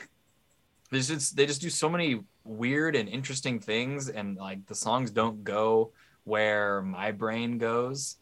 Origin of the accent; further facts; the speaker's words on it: Seattle, Washington, United States; also born or lived in New Jersey; I was born in New Jersey, but my parents realized right. they were living in New Jersey, and so they moved they moved to Seattle when I was like one. That's so a, I've lived in Seattle my whole life.